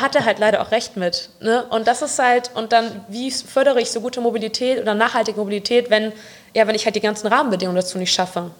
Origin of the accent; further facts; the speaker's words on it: Bonn, North Rhine-Westphalia, Germany; ich bin gebürtige Bonnerin, bin 26 Jahre